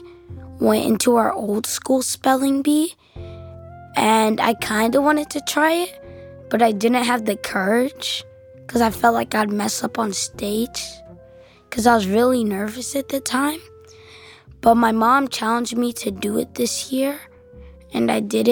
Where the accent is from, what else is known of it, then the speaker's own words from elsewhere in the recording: North Carolina, United States; I'm from North Carolina